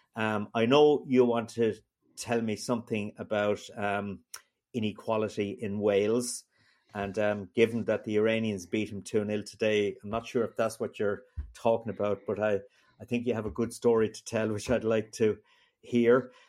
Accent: Ireland; me as an Irish person in Brussels

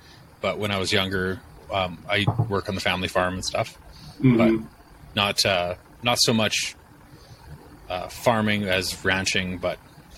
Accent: Vancouver, British Columbia, Canada; Yeah, but I'm from Vancouver, so I'm rich.

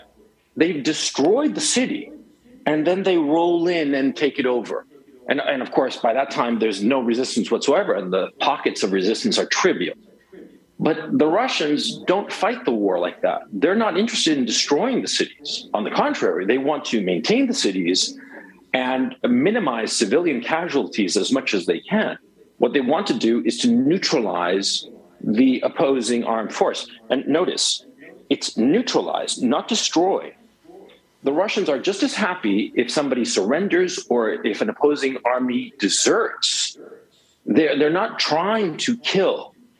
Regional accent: Chile; English is a second language; also born or lived in United States; I am from Chile. My accent doesn't make it sound that way. And I grew up, I spent a lot of time in the United States.

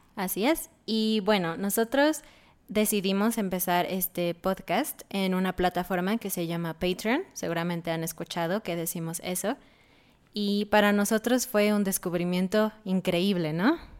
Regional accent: Mexico; nosotros somos de México

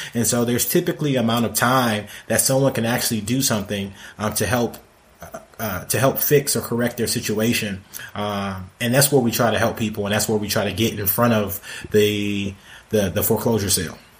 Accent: Detroit, Michigan, United States; now in Atlanta, United States; I grew up in Detroit

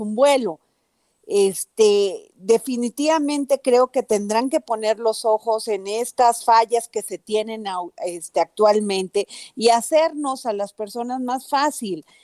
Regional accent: Mexico

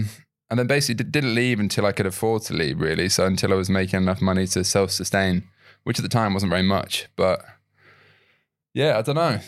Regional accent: York, Yorkshire and the Humber, United Kingdom; So I'm from York. I've lost the accent. Okay. I'm from York, which if you're not from the UK, you probably won't know. Old York, not New York, I guess.

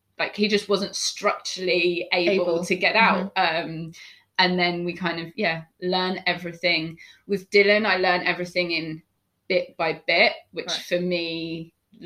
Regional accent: London, United Kingdom; I grew up in Hampstead, North London, with my parents and my younger sister

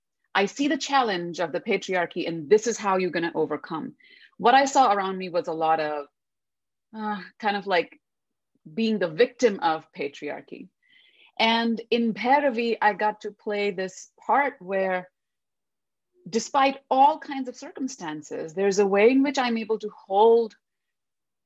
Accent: Delhi, India; first language Hindi; English is a second language; moved away as an adult; now in United States; in my own life growing up in Delhi

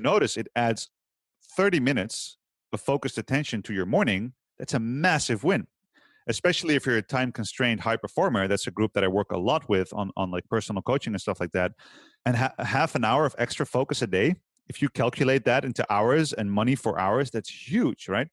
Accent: Utrecht, Netherlands; I've opened a gym last year in my hometown here, Utrecht

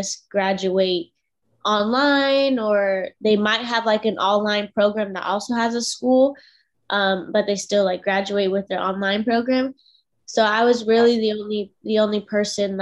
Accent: Washington, United States; now in Spring, United States; I'm originally from Washington State, and I ended up moving all the way to Spring, Texas

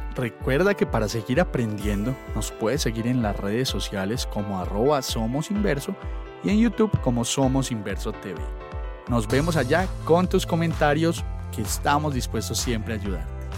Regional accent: Antioquia, Colombia

